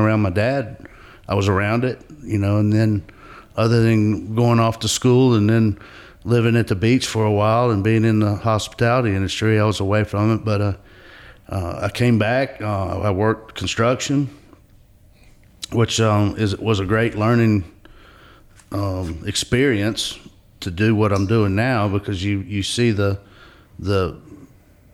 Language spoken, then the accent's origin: English; Asheville, North Carolina, United States; also born or lived in Hilton Head, South Carolina; I grew up in West Asheville, basically, at Asheville